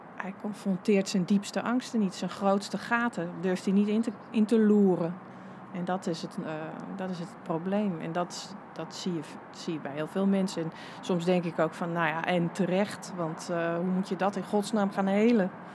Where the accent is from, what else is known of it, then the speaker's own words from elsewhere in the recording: Wageningen, Gelderland, Netherlands; moved away; op een soort linkse middelbare school in Wageningen